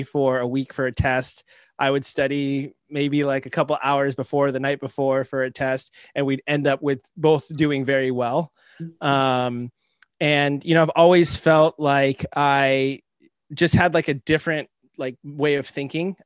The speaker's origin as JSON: {"language": "English", "region": "Southern California", "country": "United States", "tie": "born or raised there", "also_born_or_lived": "Boston", "lives_now": "Albany, California, United States", "said": "I grew up in Southern California"}